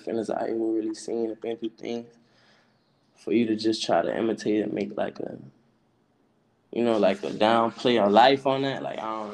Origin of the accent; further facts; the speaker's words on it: South Carolina, United States; I'm from South Carolina. I'm from Yemisi, South Carolina, Black Bottom